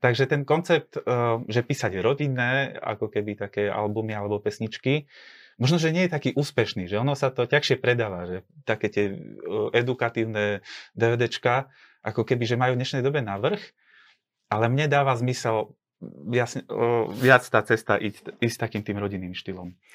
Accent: Bardejov, Prešov Region, Slovakia; ja som e, z Bardejova, som východňar

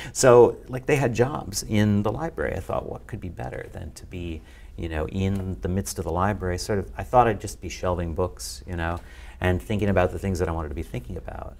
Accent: just outside of Chicago, Illinois, United States; I grew up just outside of Chicago

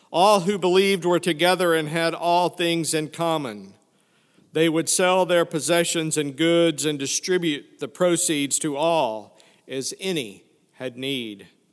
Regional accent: Fayetteville, Arkansas, United States; moved away; also born or lived in Prairie Grove, Arkansas; I grew up in Fayetteville, Arkansas, which, when I was there, was just a small college town.

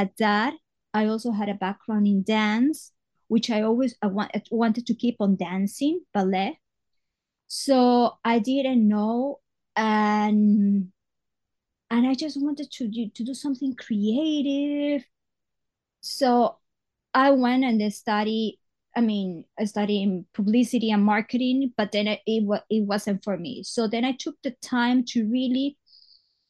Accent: Guayaquil, Guayas, Ecuador; English is a second language; moved away as an adult; also born or lived in Astoria, New York; now in New York, United States; But I was born in Ecuador, in a town. Guayaquil is not the capital, but it's a very important town, a port like New York. So I did all my life there

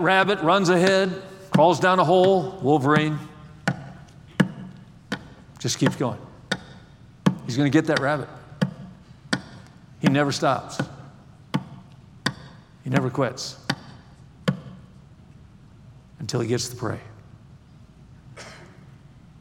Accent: Wisconsin, United States; I grew up in Wisconsin

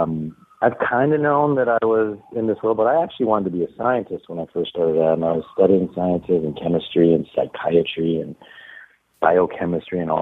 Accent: Canada; Being Canadian

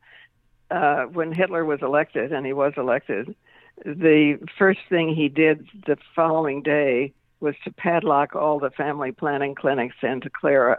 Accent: New York City, New York, United States; as a New Yorker

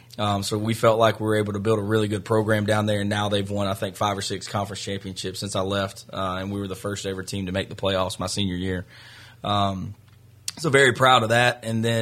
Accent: Tennessee, United States; I'm from Tennessee originally.

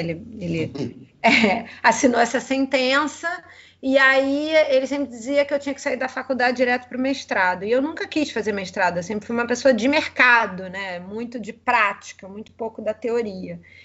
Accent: Rio de Janeiro, Brazil; accent: carioca; sou carioca, né? Acho que o sotaque não nega

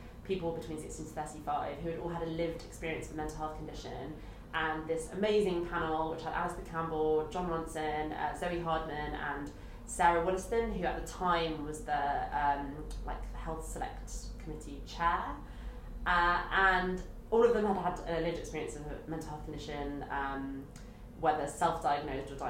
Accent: London, United Kingdom; I'm from London, so like, this is home, and like, this is all I know

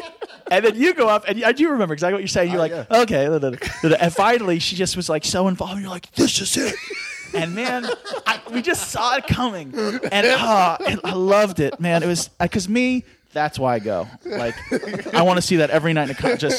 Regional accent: Philadelphia, Pennsylvania, United States; also born or lived in New York; I came from Philadelphia, but I've been all over. I lived in New York for a spell, mm-hmm. in Atlanta.

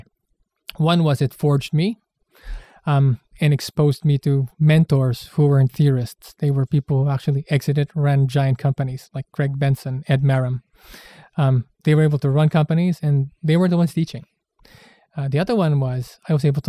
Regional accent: San Juan, Metro Manila, Philippines; I was born in the Philippines in a place called San Juan, Metro Manila

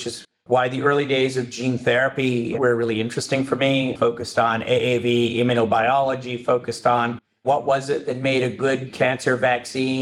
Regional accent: Canada; moved away as an adult; I'm Canadian.

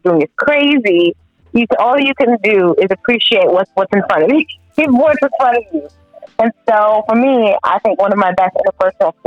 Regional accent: New York, United States; I'm a New Yorker.

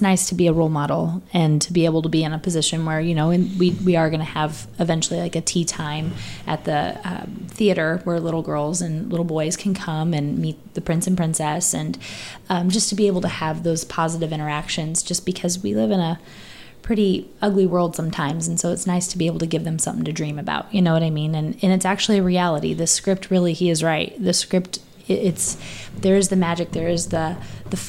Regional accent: Lawrence, Indiana, United States; also born or lived in Decatur, Illinois; I grew up in Lawrence

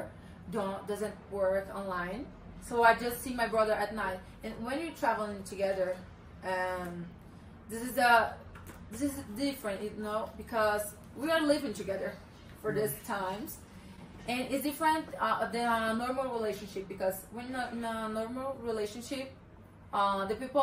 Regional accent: Brazil; first language Portuguese; English is a second language; moved away; I'm Brazilian.

